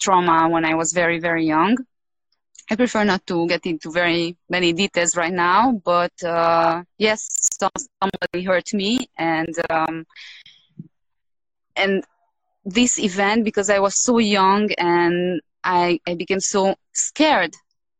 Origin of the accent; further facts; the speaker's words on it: Romania; moved away as an adult; now in Peru; I'm Hungarian, but I was born in Romania, yep. So I lived all my life in Romania before moving to Peru.